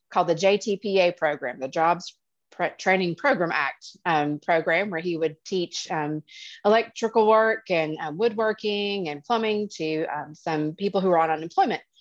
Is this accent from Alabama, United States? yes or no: yes; Attalla, Alabama, United States; also born or lived in New London, Wisconsin; So I grew up um, initially in Wisconsin. I'm from New London, Wisconsin. Um, lived there until I was five. Um, our house burned down in the middle of the wintertime. And my dad said, That is enough of that. No more snow, he thought. So we uh, traversed all the way down to Attalla, Alabama